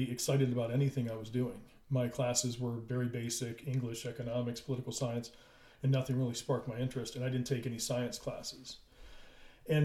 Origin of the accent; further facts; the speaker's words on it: Maryland, United States; I was from Maryland